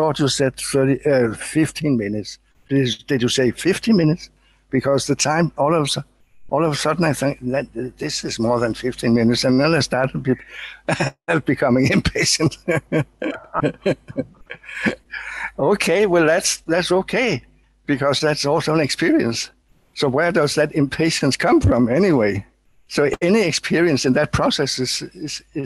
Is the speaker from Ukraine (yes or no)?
no; Denmark; I'm from Denmark. I am from Denmark.